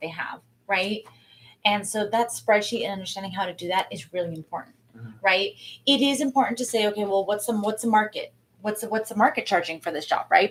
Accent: San Diego, California, United States; moved away as an adult; now in San Clemente, United States; I'm originally from San Diego

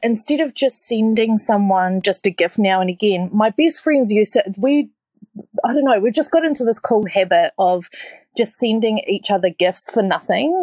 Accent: New Zealand; now in Australia; I'm a Kiwi

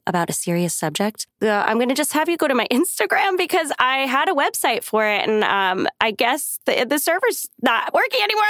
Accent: New York City, New York, United States; moved away; I'm from New York, and the bagels, like, in Staten Island, where I'm from

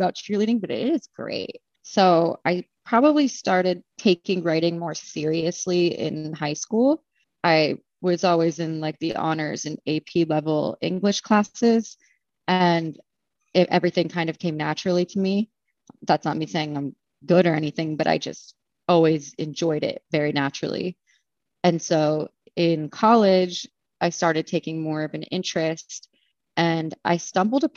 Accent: Danville, Pennsylvania, United States; moved away as an adult; now in Philadelphia, United States; Danville, Pennsylvania. It is a blip on the map. So small, 5,000 people or less

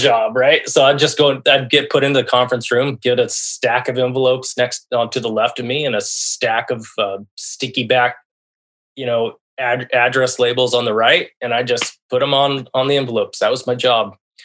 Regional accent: La Jara, Colorado, United States; moved away as an adult; now in Seattle, United States; I was born in La Jara, Colorado. Basically raised in the Southwest, where it's a very small town. You know, the town I grew up in was 900 people

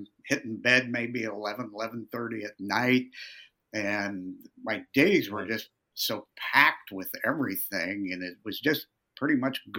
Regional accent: Lincoln, Nebraska, United States; I was born and raised in Lincoln

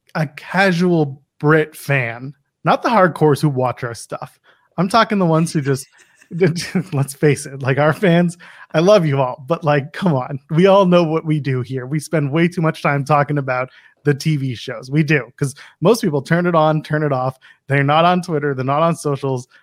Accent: Canada; As a Canadian

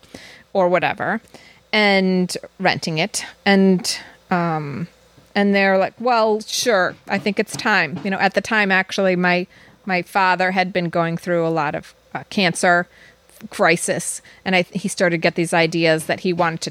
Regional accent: Downers Grove, Illinois, United States; moved away as an adult; also born or lived in Ashland, Wisconsin; I came from Downers Grove, Illinois, which is a suburb of Chicago.

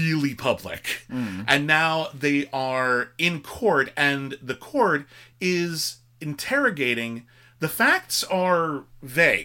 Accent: United States; as an American

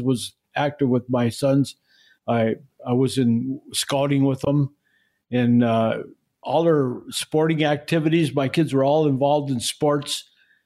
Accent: Duluth, Minnesota, United States; I grew up in the western part of Duluth, close to the hillside.

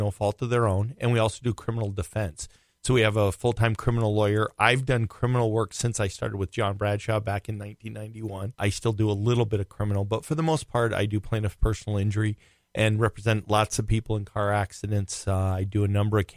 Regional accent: Rhode Island, United States; now in Minnesota, United States; I grew up in Rhode Island, and I'm a diehard Red Sox fan, no matter what. And then I moved to Minnesota in 1982

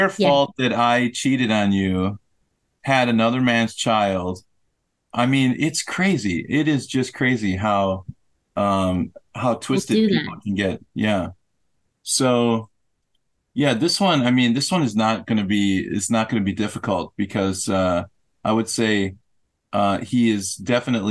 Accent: United States; I'm an American

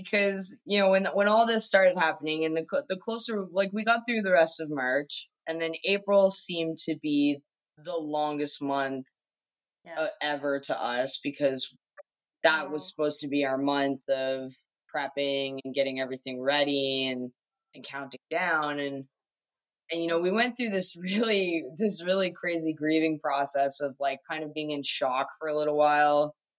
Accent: Newfoundland and Labrador, Canada; I'm the Newfoundlander.

